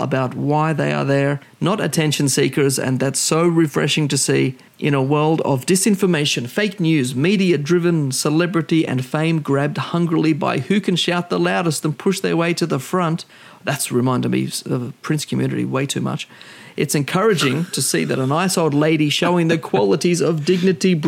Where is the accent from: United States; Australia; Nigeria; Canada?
Australia; as Australian